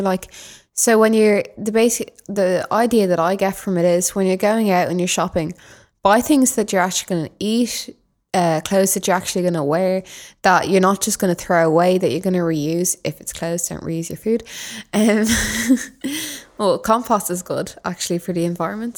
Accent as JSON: {"language": "English", "town": "Dublin", "region": "Leinster", "country": "Ireland", "said": "I'm from Dublin."}